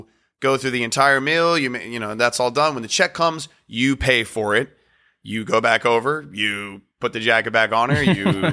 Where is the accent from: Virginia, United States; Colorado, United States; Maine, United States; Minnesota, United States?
Virginia, United States; moved away as an adult; also born or lived in North Carolina; now in New York, United States; I was born and raised in Virginia, and he was born and raised in North Carolina. I went to school in North Carolina.